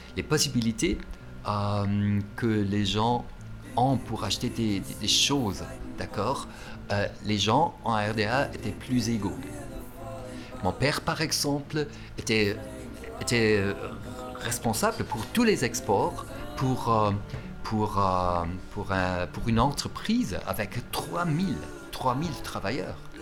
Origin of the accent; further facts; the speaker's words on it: East Germany, Germany; French is a second language; also born or lived in Potsdam; c'était en Allemagne de l'Est, oui. Mon enfance, moi je dirais que c'était une, enfance, heureuse